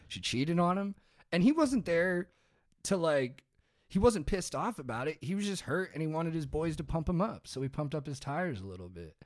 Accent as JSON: {"language": "English", "area": "Orange County", "region": "California", "country": "United States", "tie": "born or raised there", "said": "I grew up in Orange County"}